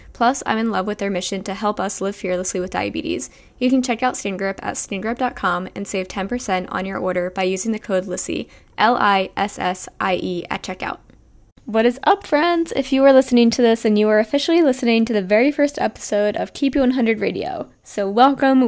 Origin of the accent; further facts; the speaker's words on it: New Jersey, United States; moved away as an adult; also born or lived in Pennsylvania / Miami; I'm from New Jersey